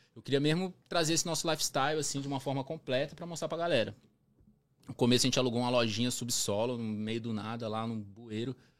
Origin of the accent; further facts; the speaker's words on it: Brasília, Federal District, Brazil; moved away as an adult; also born or lived in Florianópolis; now in Toronto, Canada; Eu nasci em Brasília